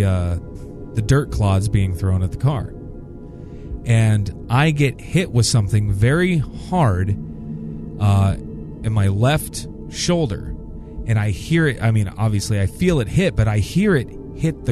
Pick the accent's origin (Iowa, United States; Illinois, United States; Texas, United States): Iowa, United States; Randolph; my hometown of Randolph, Iowa